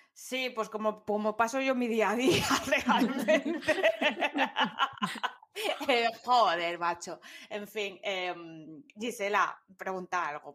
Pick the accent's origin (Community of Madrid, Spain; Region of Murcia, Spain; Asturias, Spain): Asturias, Spain; soy de Asturias